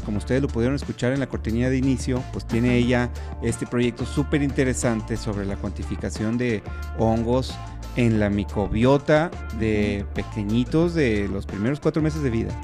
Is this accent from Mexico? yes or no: yes; Mexico; los que somos de México